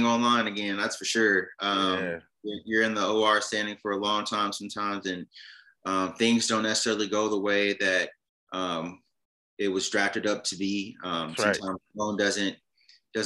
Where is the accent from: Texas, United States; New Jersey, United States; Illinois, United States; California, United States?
Illinois, United States; Chicago; moved away as an adult; now in Nashville, United States; I am from Chicago, Illinois